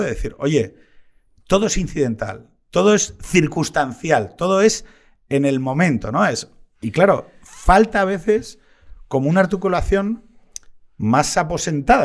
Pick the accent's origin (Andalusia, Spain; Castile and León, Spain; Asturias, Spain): Asturias, Spain; como asturiano